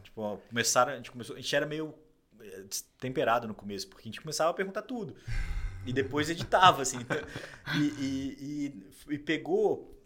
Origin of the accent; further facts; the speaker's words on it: Juiz de Fora, Minas Gerais, Brazil; moved away as an adult; now in São Paulo, Brazil; Eu já não voltei para Juiz de Fora, que é minha cidade natal